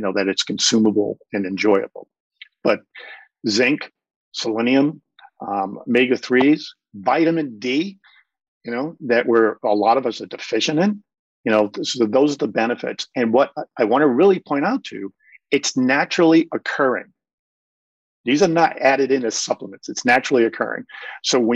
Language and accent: English; Cape Cod, Massachusetts, United States; I grew up on Cape Cod